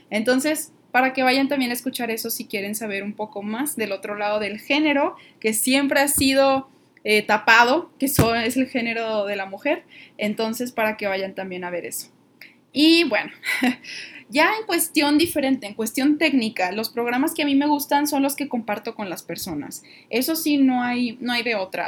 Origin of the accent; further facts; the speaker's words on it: northern Mexico, Mexico; aquí en, el norte del país, donde, de donde yo soy